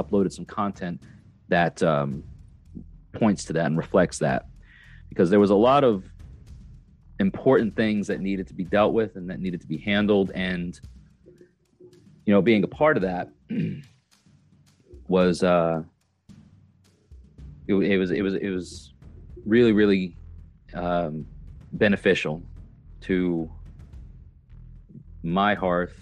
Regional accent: New York, United States; now in Tennessee, United States; I am a New York native, New York State native. I'm from New York

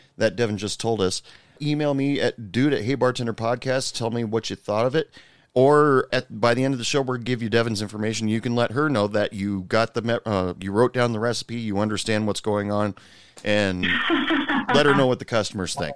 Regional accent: Oregon, United States; now in Texas, United States; I'm originally from Oregon, but I live in Texas right now for work

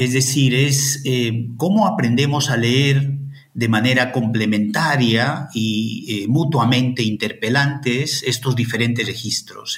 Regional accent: Ayacucho, Peru; moved away as an adult; also born or lived in Madison, United States; now in Santiago, Chile; yo soy de Ayacucho

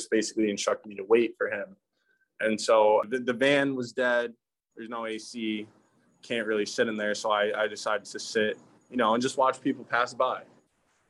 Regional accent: New York, United States; I'm from New York

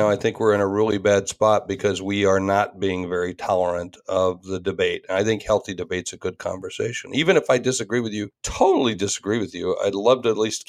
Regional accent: South Dakota, United States; South Dakota, you know, my home state

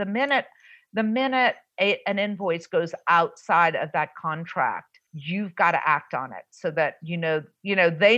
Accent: New Orleans, Louisiana, United States; moved away; also born or lived in Southern California; I'm born and raised in New Orleans

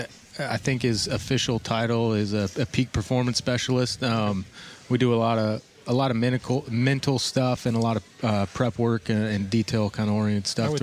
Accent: Utica, Nebraska, United States; I born and raised in Nebraska. Went to college there. Grew up in a small town of Utica, which is about 800 people. Then in my last year of high school, moved to Kearney

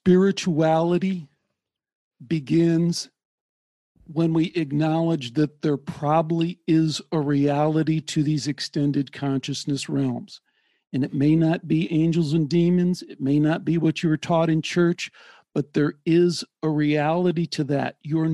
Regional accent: Midwest, United States; I grew up in the Midwest.

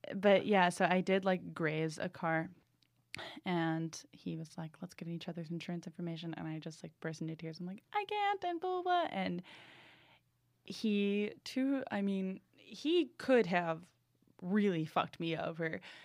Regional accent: New England, United States; I'm from New England

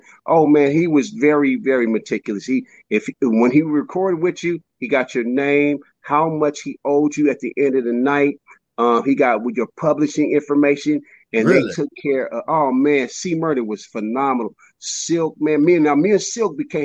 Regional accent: Richmond, California, United States; also born or lived in Sherman Oaks, California; I'm from Richmond, California. Everybody aspires to be something big where I'm from

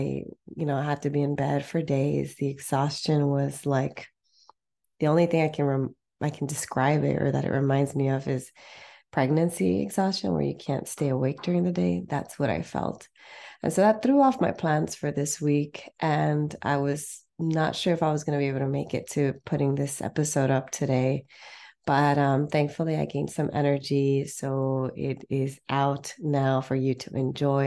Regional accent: San Fernando Valley, California, United States; I'm from the Valley too

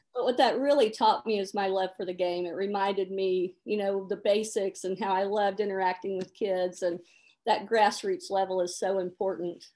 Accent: Memphis, Tennessee, United States; moved away as an adult; I grew up in Memphis, Tennessee

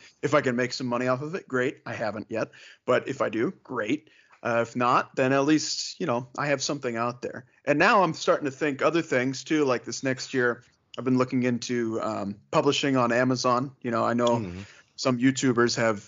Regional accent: Northeast Ohio, United States; I grew up in Northeast Ohio

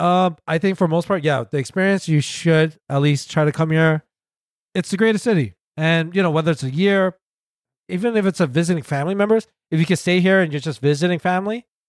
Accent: New York City, New York, United States; I was born and raised in Queens.

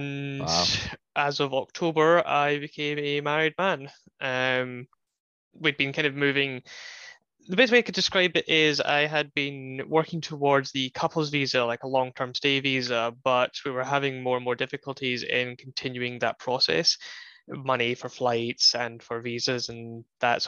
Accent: United Kingdom; moved away as an adult; now in United States; when I was back home in the UK

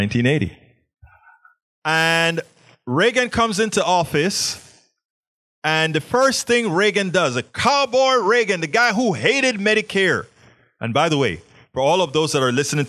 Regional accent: Panama; now in Houston, United States; I was always a science nerd growing up in Panama

